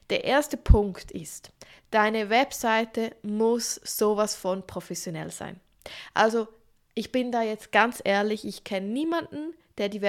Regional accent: Switzerland; Übrigens, ich wohne in der Schweiz, ich bin Schweizerin, aber ich mache diese Podcast-Folge auf Hochdeutsch

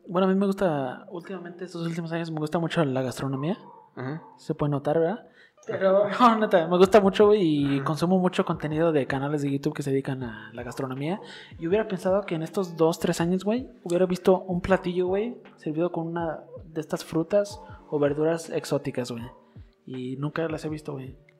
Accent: Mexico; nosotros como mexicanos

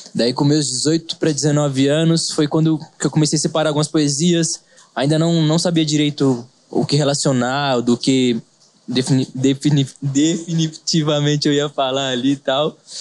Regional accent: Avaré, São Paulo, Brazil; Sou de Avaré, continuei mesmo

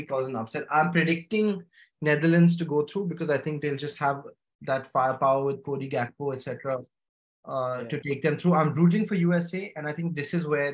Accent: India; being Indian

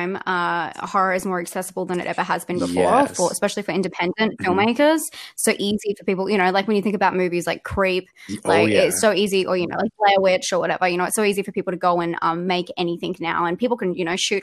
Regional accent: Australia; accent: Australian; I'm Australian. That's what the accent is

